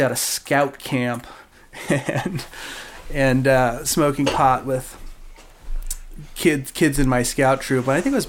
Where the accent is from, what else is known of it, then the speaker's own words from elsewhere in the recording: Sonoma, California, United States; also born or lived in Marin County, California / Green Valley, California; I'm from Northern California. I'm from the Bay Area. So I was born up in Marin County and lived there when I was little, and then moved up to Sonoma, California, and lived there. I lived in Northern California in the Bay Area, and then up in Sonoma